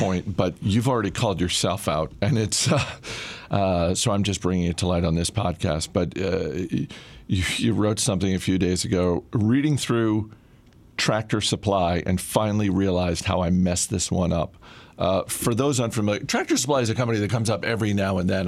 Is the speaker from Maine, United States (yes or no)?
yes; Maine, United States; moved away; my home state of Maine